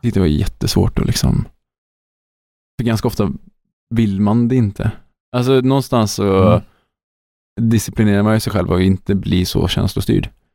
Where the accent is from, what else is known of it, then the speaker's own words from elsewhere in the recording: Sweden; Som svensk